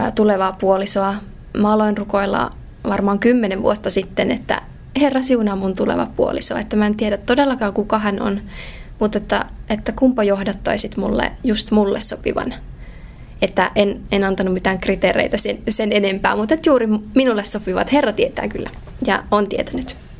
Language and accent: Finnish; Joensuu, North Karelia, Finland; Mä oon tota, alun perin syntyjään tuolta Pohjois-Karjalasta, Joensuusta kotoisin